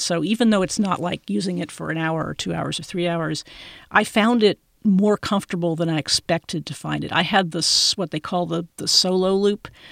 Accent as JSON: {"language": "English", "town": "Austin", "region": "Texas", "country": "United States", "tie": "born or raised there", "said": "here in my hometown, Austin, Texas"}